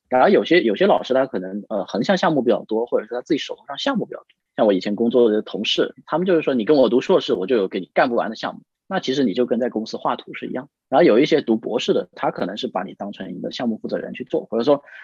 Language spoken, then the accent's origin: Chinese; Guangxi, China; moved away; also born or lived in Suzhou; 因为我们家是广西的嘛